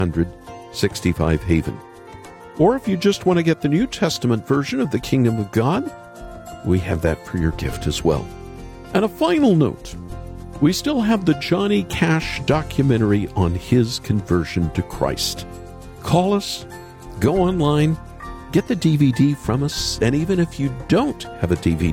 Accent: United States; moved away; we have a funny tradition in my home country

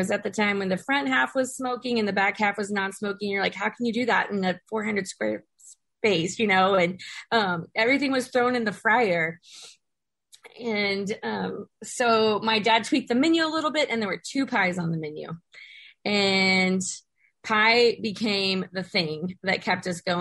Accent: Katy, Texas, United States; I grew up in Katy, Texas

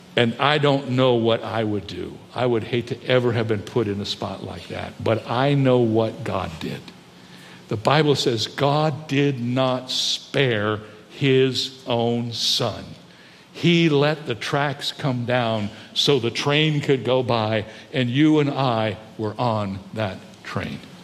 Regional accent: United States; I love the United States of America. I'm glad I was born here. I'm excited about being an American.

